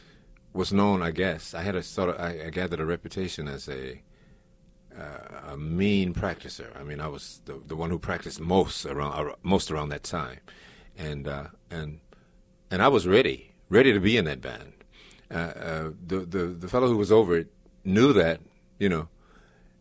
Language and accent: English; Houston, Texas, United States; moved away as an adult; also born or lived in Dallas, Texas; now in New York, United States; I was born in Houston. I call it Houston now. But I also was in Dallas.